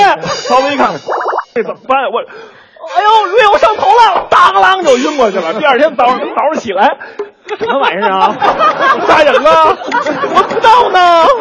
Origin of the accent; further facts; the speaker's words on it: Beijing, China; 我是北京人，从小生活在北京北城的旧鼓楼大街里